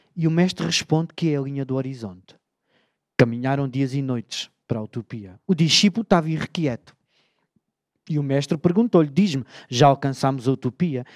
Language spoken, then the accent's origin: Portuguese; Beja, Alentejo, Portugal; Eu sou do Alentejo, amigos. Beja é uma cidade moderna